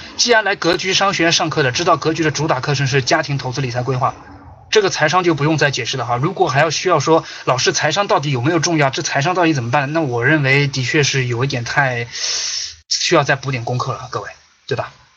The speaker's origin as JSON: {"language": "Chinese", "country": "China", "said": "这三种伤是我们中国人早就接受了"}